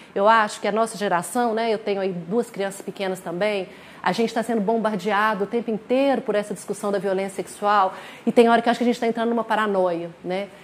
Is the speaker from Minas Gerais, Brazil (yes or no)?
yes; Minas Gerais, Brazil; nós somos de Minas